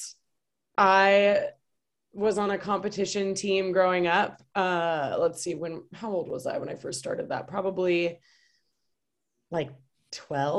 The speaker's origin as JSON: {"language": "English", "town": "Bothell", "region": "Washington", "country": "United States", "tie": "born or raised there", "said": "Went to Bothell High School, Canyon Creek, Skyview Elementary School"}